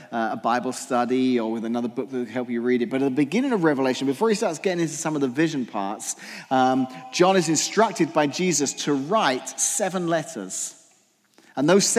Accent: England, United Kingdom; moved away; I'm English

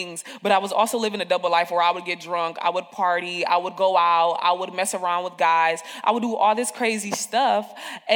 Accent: Peoria, Illinois, United States; moved away; also born or lived in Chicago, Illinois; I'm raised in Peoria, Illinois. I was raised in Taft Homes, Northside, Peoria

